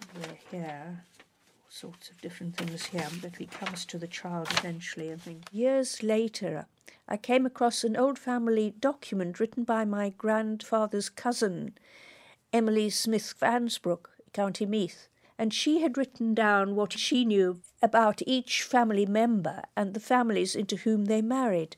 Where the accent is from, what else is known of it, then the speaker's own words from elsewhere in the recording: South Africa; I was a child growing up in South Africa